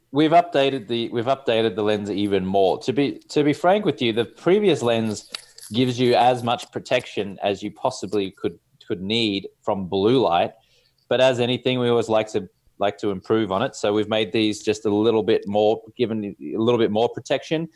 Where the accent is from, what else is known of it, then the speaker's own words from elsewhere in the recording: Australia; accent: Australian; also born or lived in Louisville, Kentucky; now in Los Angeles, United States; I'm here in Los Angeles, California, rocking the Australian accent